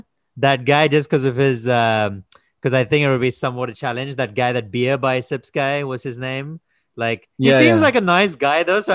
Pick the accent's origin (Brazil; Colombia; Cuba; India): India; I'm from India, though.